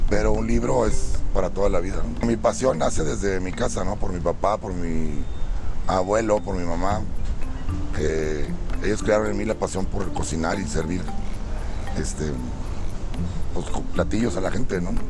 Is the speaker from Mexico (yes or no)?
yes; Monterrey, Nuevo León, Mexico; vengo de Monterrey, Nuevo León, del restaurante Mata de Chile.